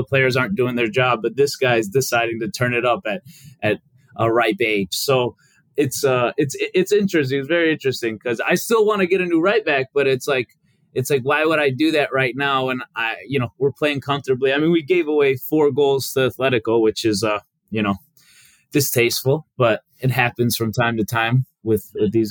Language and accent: English; Chicago, Illinois, United States; born or raised there; first language Albanian; English is a second language; also born or lived in North Macedonia